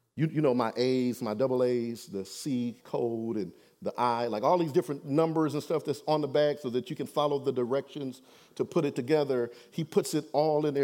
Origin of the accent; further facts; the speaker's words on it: Detroit, Michigan, United States; I'm from Detroit, y'all, so I know my background and my history, where I come from.